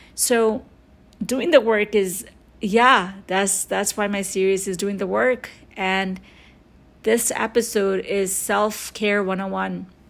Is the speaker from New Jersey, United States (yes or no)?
no; New York, United States; growing up in New York